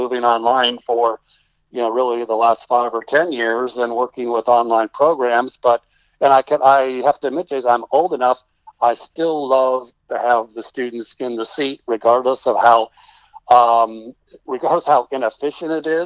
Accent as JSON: {"language": "English", "region": "Texas", "country": "United States", "said": "I'm being a Texan"}